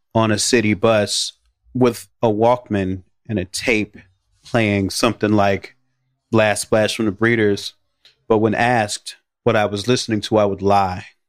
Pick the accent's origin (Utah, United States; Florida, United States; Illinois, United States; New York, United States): Illinois, United States; Chicago; I grew up in the Black American ghetto on the south side of Chicago